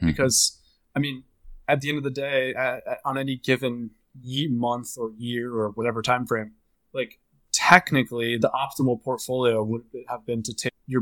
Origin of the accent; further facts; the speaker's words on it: Boca Raton, Florida, United States; I was growing up in Boca Raton